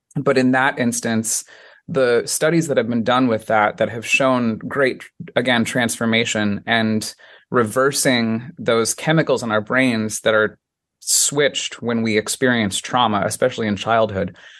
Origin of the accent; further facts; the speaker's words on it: Colorado Springs, Colorado, United States; also born or lived in Washington Heights, New York / South Korea; now in New York, United States; Born and raised in Colorado Springs, Colorado, right in the foothills of the Rocky Mountains